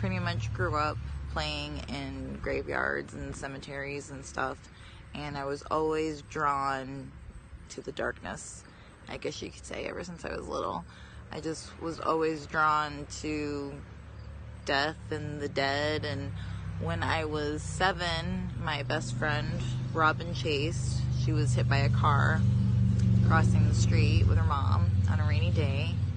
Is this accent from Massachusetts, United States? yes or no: yes; Massachusetts, United States; I grew up in Massachusetts